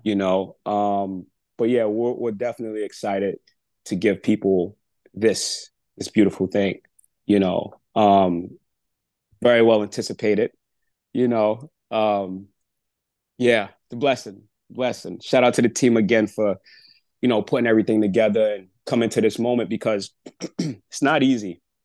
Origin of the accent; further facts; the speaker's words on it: New York City, New York, United States; I'm from Brooklyn